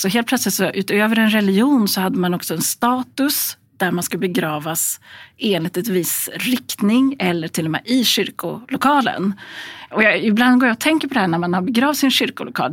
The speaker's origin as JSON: {"language": "Swedish", "town": "Gävle", "region": "Gävleborg County", "country": "Sweden", "tie": "born or raised there", "said": "i Gävle som är min hemstad"}